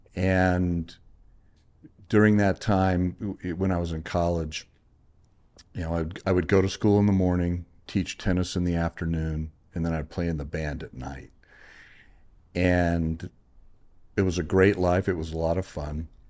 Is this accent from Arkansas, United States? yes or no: no; Corpus Christi, Texas, United States; moved away as an adult; now in California, United States; I had graduated from um, Texas A&M Corpus Christi, my alma mater, uh, was in the my hometown